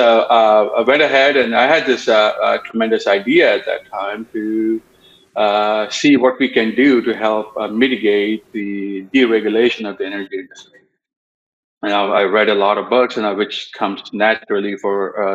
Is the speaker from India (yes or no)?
yes; India; moved away as an adult; also born or lived in Arizona; now in Sacramento, United States; I was born and raised in India